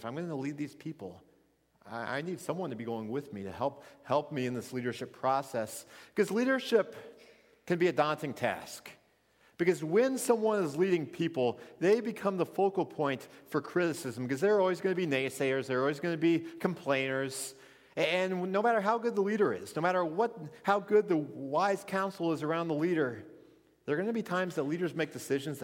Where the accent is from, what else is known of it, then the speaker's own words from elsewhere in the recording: Missouri, United States; moved away as an adult; also born or lived in Minnesota; I grew up in Missouri. I grew up out in the country